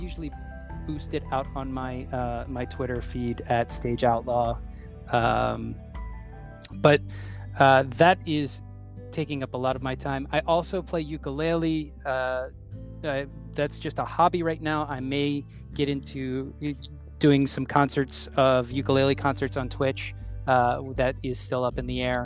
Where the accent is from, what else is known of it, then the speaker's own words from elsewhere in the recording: Philadelphia, Pennsylvania, United States; growing up in Philadelphia as a sports fan